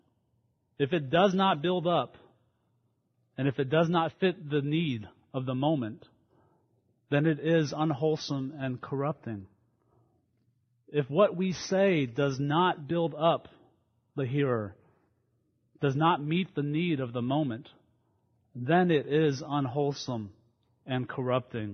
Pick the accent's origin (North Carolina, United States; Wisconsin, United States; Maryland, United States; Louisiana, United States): Louisiana, United States; Baton Rouge; I grew up in Baton Rouge, Louisiana, in a independent fundamental Baptist church there